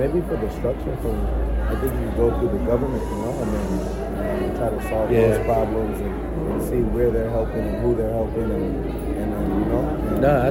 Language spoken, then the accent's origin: English; California, United States; now in Belize; I grew up in California